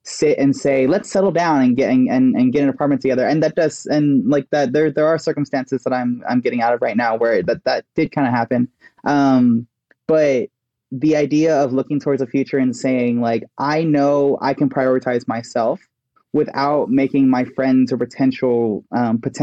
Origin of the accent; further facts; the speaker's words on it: Texas, United States; I grew up in Texas